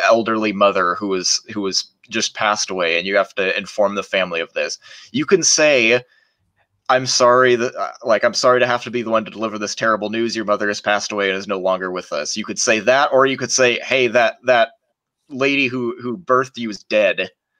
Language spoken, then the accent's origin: English; United States; even as an American